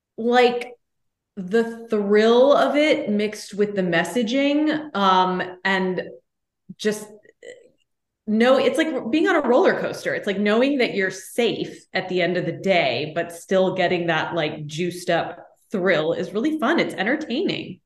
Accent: Austin, Texas, United States; also born or lived in New York City; now in Los Angeles, United States; my hometown of Austin, Texas

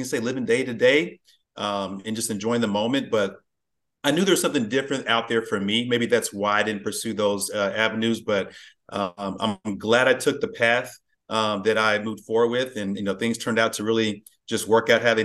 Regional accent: Plano, Texas, United States; I grew up in Plano. So yeah, this general Dallas area. I've been here pretty much all my life

